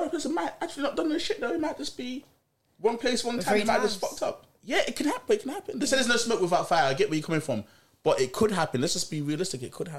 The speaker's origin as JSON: {"language": "English", "town": "Nottingham", "region": "East Midlands", "country": "United Kingdom", "tie": "born or raised there", "also_born_or_lived": "Jamaica", "said": "I was brought up in Jamaica when I was about 10 by my grandparents, spent like 5 years out there. Mm-hmm. Before I went away, I lived in Nottingham."}